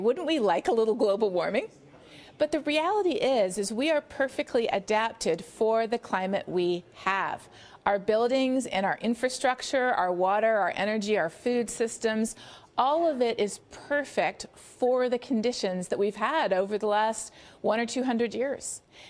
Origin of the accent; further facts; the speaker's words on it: Canada; Well, in the U.S., and sadly increasingly here in our own country as well